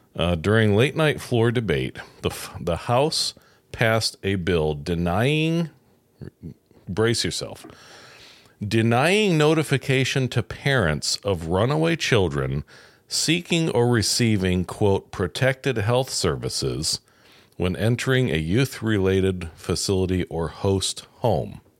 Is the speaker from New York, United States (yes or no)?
yes; New York, United States; now in Indiana, United States; I'm from New York and it is a freak state